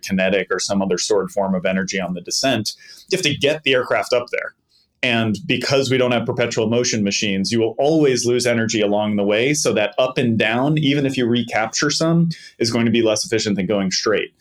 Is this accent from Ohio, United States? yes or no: no; Boston, Massachusetts, United States; I grew up in the Boston area